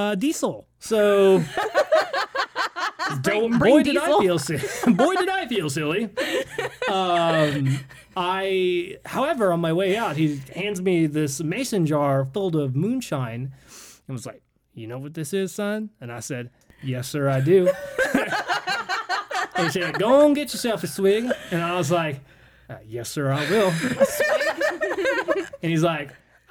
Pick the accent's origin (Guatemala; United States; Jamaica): United States; Jacksonville, Florida; we're from Jacksonville, Florida.